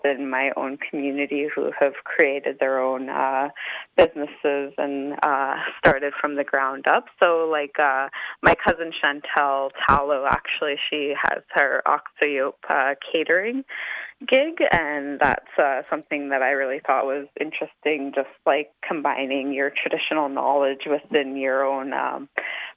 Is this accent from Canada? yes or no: yes; Kainai, Alberta, Canada; moved away as an adult; now in Calgary, Canada; I'm Blackfoot and Cree, and I grew up in Kainai for majority of my life before moving to Calgary for school.